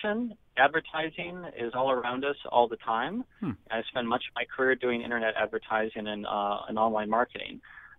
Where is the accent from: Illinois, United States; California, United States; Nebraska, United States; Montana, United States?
Nebraska, United States; moved away as an adult; also born or lived in Iowa; I'm from Nebraska